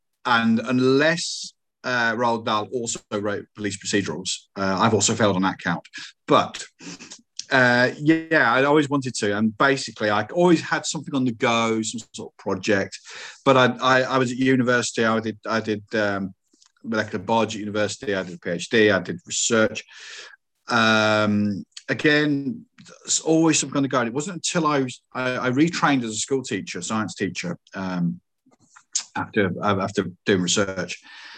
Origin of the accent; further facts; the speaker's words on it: Coventry, West Midlands, United Kingdom; It's like, come on, guys, I'm from Coventry. You know, it's not, the accent's not that bad.